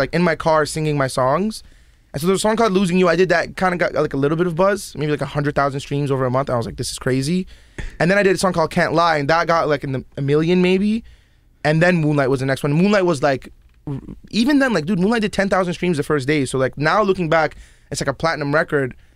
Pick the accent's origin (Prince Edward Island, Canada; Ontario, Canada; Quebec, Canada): Ontario, Canada; Toronto; also born or lived in Yemen / Abu Dhabi / Iraq; Canada's where, like, all my formative years happened